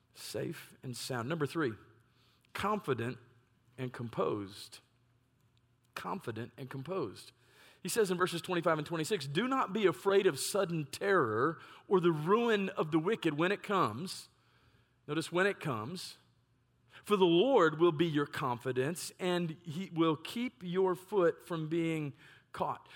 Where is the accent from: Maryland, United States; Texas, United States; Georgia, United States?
Texas, United States; Lewisville; also born or lived in Ohio; what I would consider my hometown of Louisville, Texas